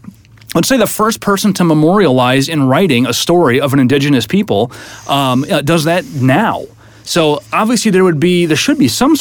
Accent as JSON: {"language": "English", "region": "Iowa", "country": "United States", "said": "I'm from Iowa"}